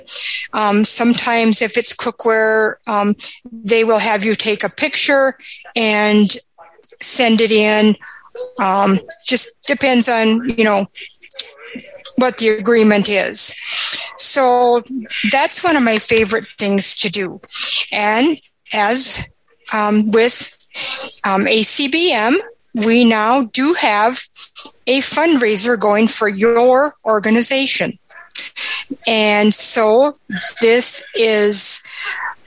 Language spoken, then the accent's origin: English; Aberdeen, South Dakota, United States; I'm from Aberdeen, South Dakota.